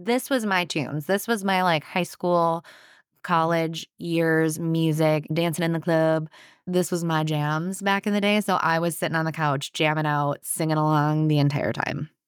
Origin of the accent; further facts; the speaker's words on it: Anoka, Minnesota, United States; I grew up in Anoka, so it was nearby.